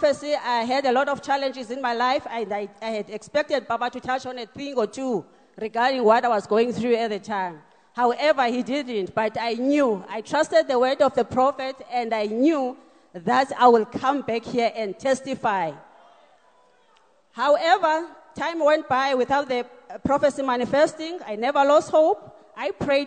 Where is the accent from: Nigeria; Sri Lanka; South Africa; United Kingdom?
South Africa; Mount Ayliff, Eastern Cape; now in Pretoria, South Africa; Originally, I'm from Mount Aleef, Eastern Cape